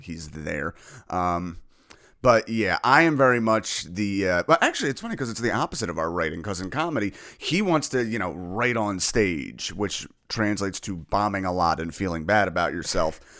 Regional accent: New Jersey, United States; moved away as an adult; now in Philadelphia, United States; I'm originally from New Jersey

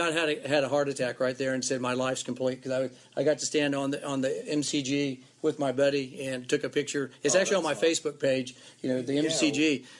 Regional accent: Oklahoma, United States; growing up in Oklahoma, there were a bunch of Australians around.

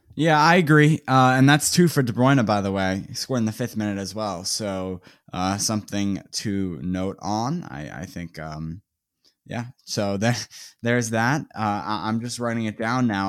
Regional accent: United States

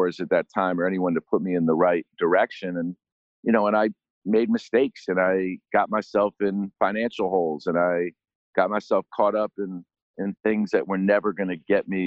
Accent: New York, United States; growing up in New York

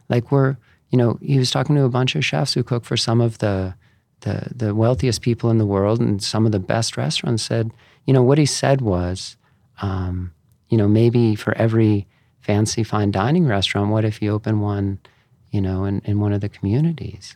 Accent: East Coast, United States; moved away; I grew up on the, on the East Coast

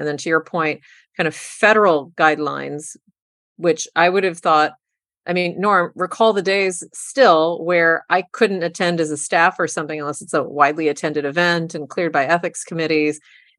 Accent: Texas, United States; I'm in from my, you know, South Texas, my hometown of Texas, and I see all of this

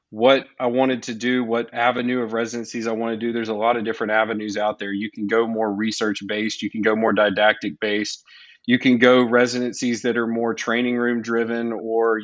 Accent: Jackson, Mississippi, United States; moved away as an adult; now in Houston, United States; I am originally from Jackson, Mississippi.

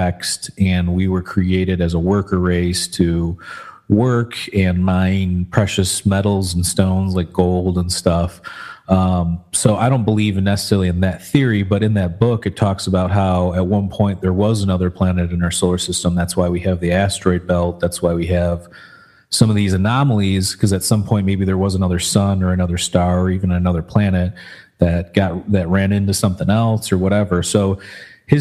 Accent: Michigan, United States; we grew up in Michigan

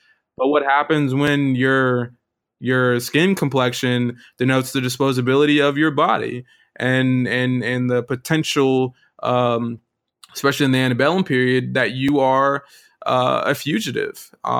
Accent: Winter Park, Florida, United States; I'm from Winter Park, Florida. So that's where I grew up. And Winter Park, Florida is probably about 30 miles away from Sanford.

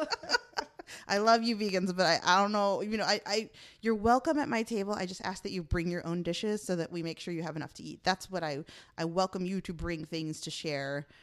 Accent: Chicago, Illinois, United States; moved away; I'm from Chicago

